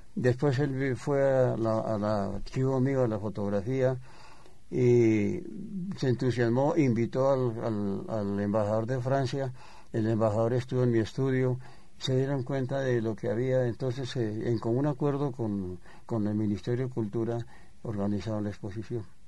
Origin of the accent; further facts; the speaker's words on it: Bogotá, Colombia; yo soy bogotano